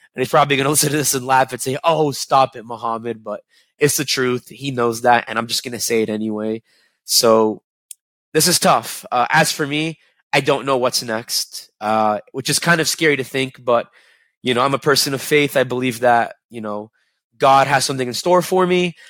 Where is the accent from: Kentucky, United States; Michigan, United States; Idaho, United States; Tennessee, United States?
Kentucky, United States; Lexington; I grew up in Lexington, an hour away.